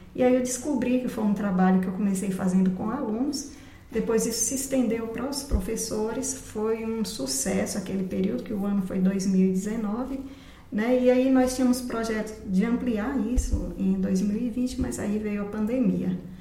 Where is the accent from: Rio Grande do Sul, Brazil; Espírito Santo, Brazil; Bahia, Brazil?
Bahia, Brazil; Barreiras; moved away as an adult; also born or lived in Brasília; E nasci em Barreiras, morei lá até os 21 anos. Quando eu concluí a faculdade, me mudei para Brasília.